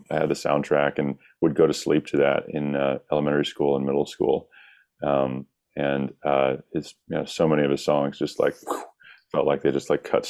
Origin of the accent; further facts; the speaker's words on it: the South, United States; Growing up in the South was a big part of that, singing in the church choir and, you know, just being this kind of like daydreamy, rural kid.